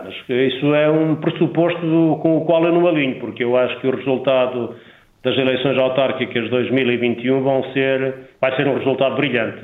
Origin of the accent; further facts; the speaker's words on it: Miranda do Douro, Norte, Portugal; a minha terra, para Miranda do Douro e para trás do montes em geral